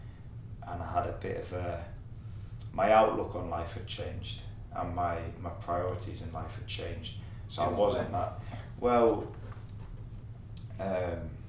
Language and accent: English; the Northeast, North East England, United Kingdom; moved away; I'm from the Northeast